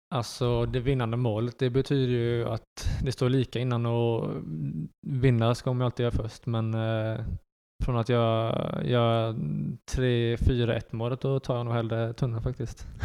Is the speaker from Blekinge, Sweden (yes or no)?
yes; Karlskrona, Blekinge, Sweden; born or raised there; also born or lived in Netherlands / Västerås